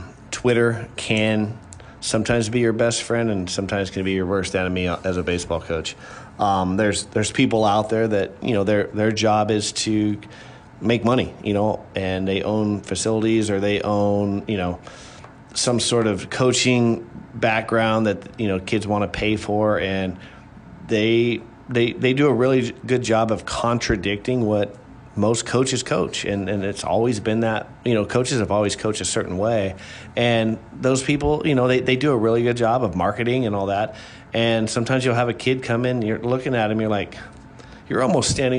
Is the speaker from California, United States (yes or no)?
yes; California, United States; moved away as an adult; now in Illinois, United States; I grew up in California